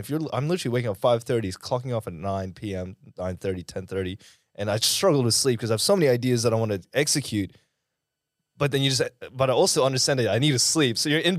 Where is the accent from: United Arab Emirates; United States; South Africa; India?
United Arab Emirates; Dubai; now in Australia; Well, so I grew up in the Middle East. I actually grew up in Dubai. I was there for about 7-8 years.